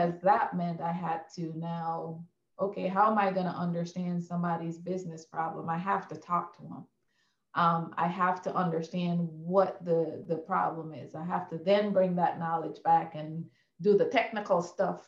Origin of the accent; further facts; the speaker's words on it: Guyana; Yeah, I was born and raised in Guyana, South America.